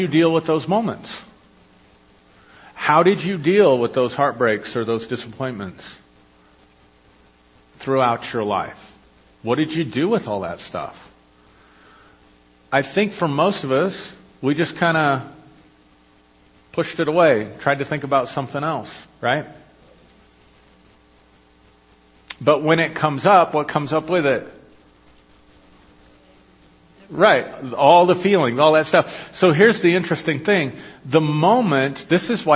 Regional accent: Avondale, Colorado, United States; I'm from Avondale

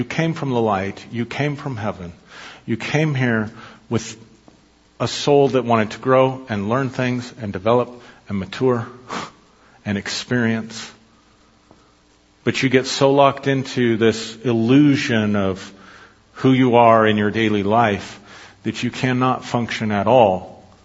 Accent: United States; I'm more than an American citizen. I'm more than just my Scotch-Irish blood and heritage

